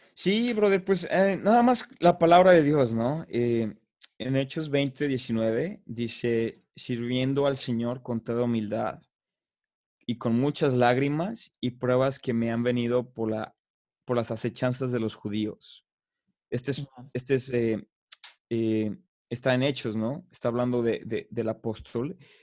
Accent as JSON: {"language": "Spanish", "country": "Mexico", "moved": "yes", "said": "yo soy de allá, yo soy mexicano"}